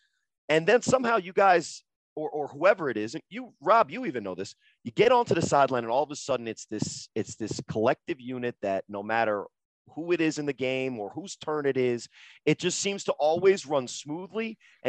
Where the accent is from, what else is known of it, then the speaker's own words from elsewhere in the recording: New Jersey, United States; And I'm from New Jersey.